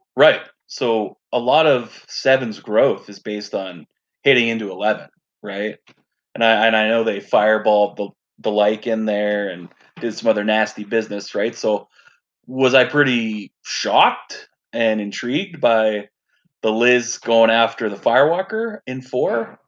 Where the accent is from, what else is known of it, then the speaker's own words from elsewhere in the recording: Canada; I'm a Canadian Dom player